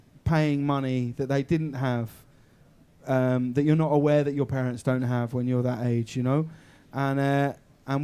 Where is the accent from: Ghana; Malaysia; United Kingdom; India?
United Kingdom; High Wycombe, South East England; I'm from Holmer Green Upper School in High Wycombe